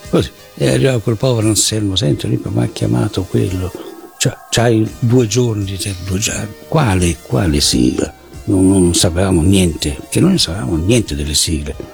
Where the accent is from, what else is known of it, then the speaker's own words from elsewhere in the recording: Brazil; io sono stato cresciuto in Brasile, quindi io sapevo che cos'erano telenovelas